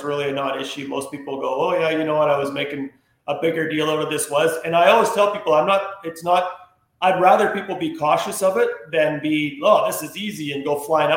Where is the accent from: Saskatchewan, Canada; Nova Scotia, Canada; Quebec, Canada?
Saskatchewan, Canada; also born or lived in Peterborough, Ontario; growing up in Saskatchewan, like I said, I had an old snow jet